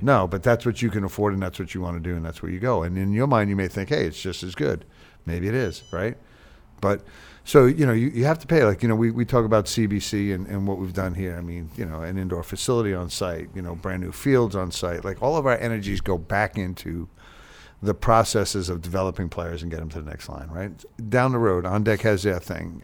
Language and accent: English; Long Island, New York, United States; now in Charlotte, United States; I grew up on Long Island